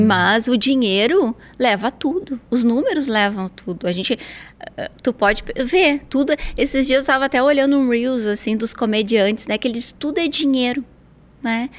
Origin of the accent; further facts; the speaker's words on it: Porto Alegre, Rio Grande do Sul, Brazil; moved away as an adult; Eu sou gaúcha de Porto Alegre, estou aqui há três anos.